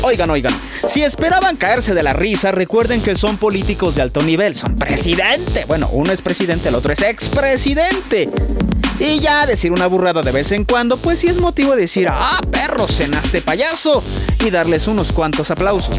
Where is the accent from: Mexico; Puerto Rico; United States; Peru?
Mexico